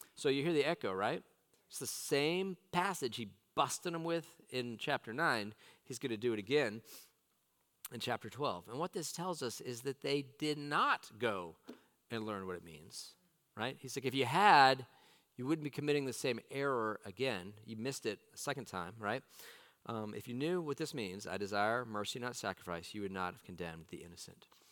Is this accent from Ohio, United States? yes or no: no; Southern California, United States; now in Roanoke, United States; I grew up in Southern California